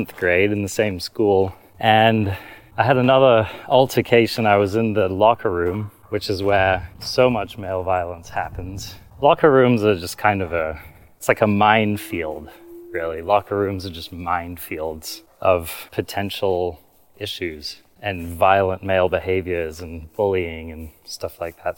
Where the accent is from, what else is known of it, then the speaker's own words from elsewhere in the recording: London, United Kingdom; I grew up in London, not a very nice neighborhood in London.